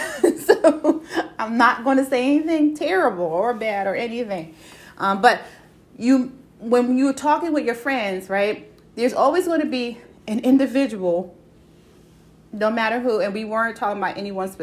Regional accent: Brooklyn, New York, United States; I can say it because I was born and raised in Bushwick Avenue before they gentrified it, okay? And if any of y'all know Brooklyn and know Bushwick Avenue, okay, enough said, okay?

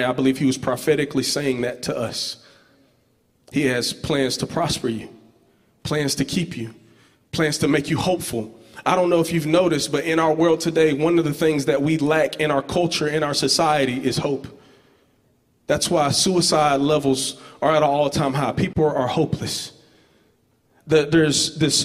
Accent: Georgetown, Georgia, United States; I'm from this place called Georgetown, Georgia. It's like on the outskirts of Albany

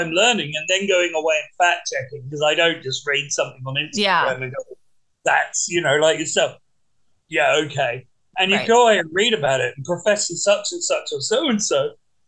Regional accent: England, United Kingdom; when I grew up in England

